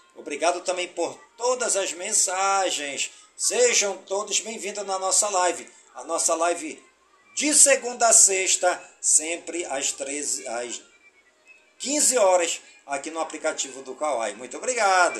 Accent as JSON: {"language": "Portuguese", "town": "Careiro da Várzea", "region": "Amazonas", "country": "Brazil", "tie": "born or raised there", "said": "em todas as comunidades do Careiro da Vazia, minha cidade natal"}